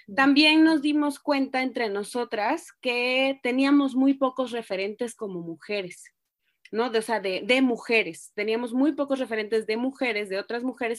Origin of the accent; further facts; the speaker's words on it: Ciudad del Carmen, Campeche, Mexico; also born or lived in Reynosa, Tamaulipas; now in Mexico City, Mexico; nací en Reynosa, Tamaulipas, crecí en Ciudad del Carmen, Campeche y ahora vivo en la Ciudad de México.